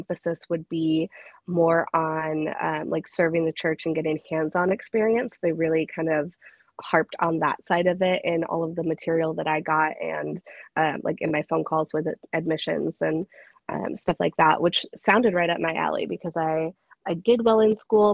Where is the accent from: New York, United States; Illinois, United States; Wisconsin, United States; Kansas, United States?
Illinois, United States; Sandwich; moved away as an adult; also born or lived in DeKalb, Illinois / Rockford, Illinois; I am originally from a very small town in Illinois called Sandwich. I lived there most of my life